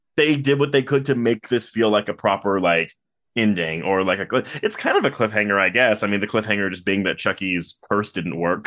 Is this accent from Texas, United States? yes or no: yes; Texas, United States; I am from Texas